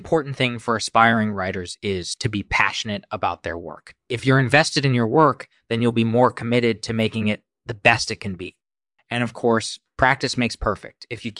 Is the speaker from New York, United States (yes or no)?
yes; New York City, New York, United States; also born or lived in Bulgaria; Well, I was born in Bulgaria in 1968, and my family immigrated to the United States in the early 1980s. We settled in New York City, where I grew up and began my writing career.